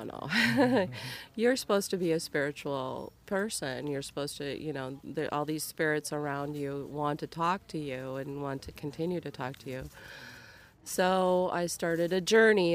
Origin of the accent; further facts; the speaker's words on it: Minnesota, United States; moved away as an adult; also born or lived in Cleveland area; now in Cleveland, United States; I'm originally from Minnesota